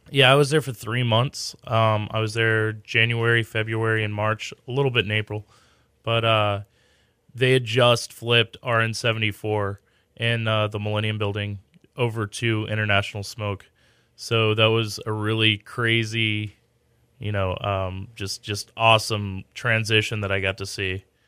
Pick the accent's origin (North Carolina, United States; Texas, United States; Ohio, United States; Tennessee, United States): Texas, United States; Katy; I grew up in Katy. I went to Maid Creek High School